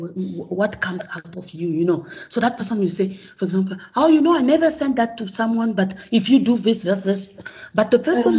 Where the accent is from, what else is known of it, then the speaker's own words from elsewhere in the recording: Gabon; moved away as an adult; also born or lived in Congo / France; now in South Africa; born in Congo, but I grew up in Gabon.